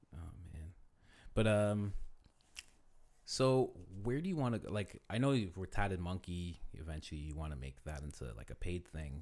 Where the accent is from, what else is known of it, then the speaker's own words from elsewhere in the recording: Thornhill, Ontario, Canada; I'm from Thornhill